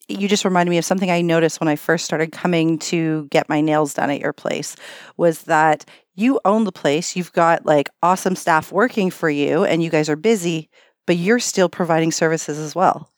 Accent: Canada; we're Canadian

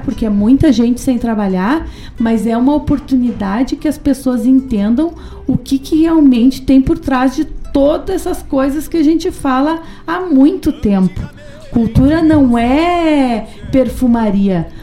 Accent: Paraná, Brazil; moved away; also born or lived in Rio Grande do Sul; sou paranaense, sou paranaense mais gaúcha

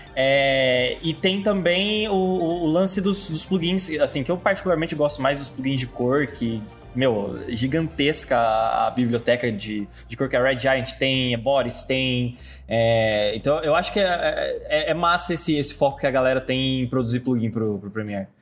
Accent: Londrina, Paraná, Brazil; eu sou de Londrina

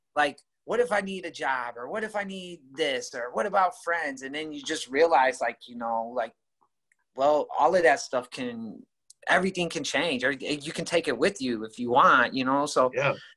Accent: Rockford, Illinois, United States; I grew up originally in Rockford, and uh, in about the late '80s, I moved to this particular neighborhood

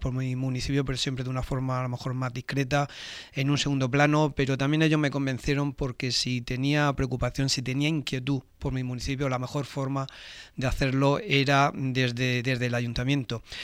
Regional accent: Torre Pacheco, Region of Murcia, Spain; trabajar por mi municipio, por mi pueblo

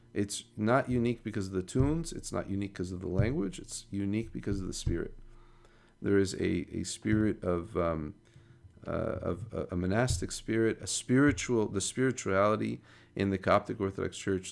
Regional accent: United States; growing up in America

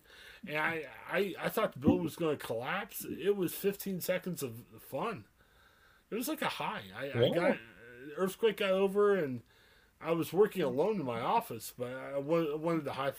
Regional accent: Ohio, United States; I was from Ohio.

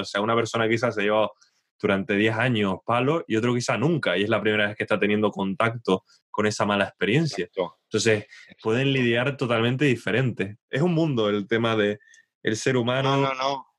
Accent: Spain; now in England, United Kingdom; no me siento totalmente inglés. Pero cuando vuelvo a España

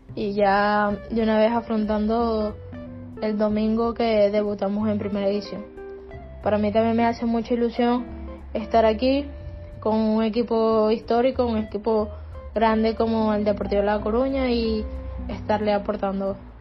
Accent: Venezuela; moved away as an adult; now in Spain

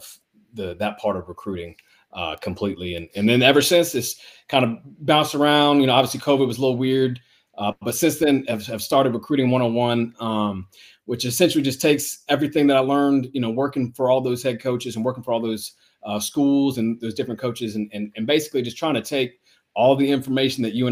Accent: Savannah, Georgia, United States; I'm from Savannah, Georgia.

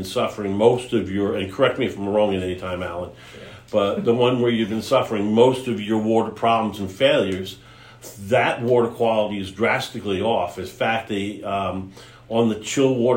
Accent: New York area, United States; moved away; I was originally from the New York area

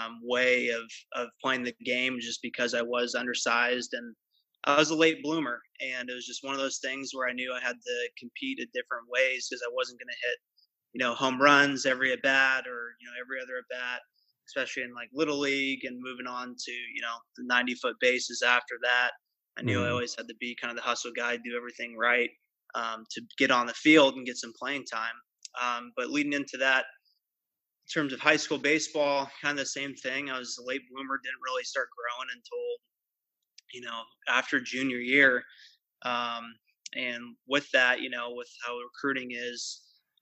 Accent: Pleasanton, California, United States; grew up in the San Francisco Bay Area, in the East Bay. I'm from Pleasanton. I live here currently

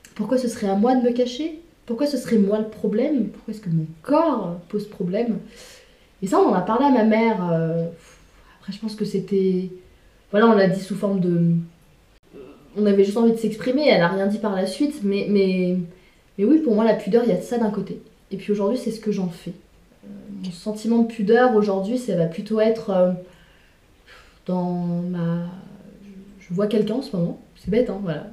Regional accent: Le Mans, Pays de la Loire, France; moved away as an adult; j'ai grandi jusqu'à mes 18 ans au Mans

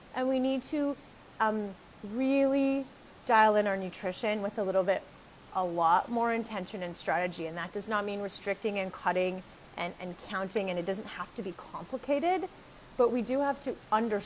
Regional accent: Canada; moved away as an adult; now in Costa Rica; I'm a Canadian girl

